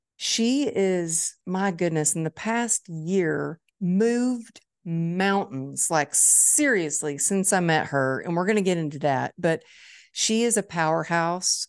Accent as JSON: {"language": "English", "town": "Dallas", "region": "Texas", "country": "United States", "tie": "born or raised there", "said": "It's my hometown"}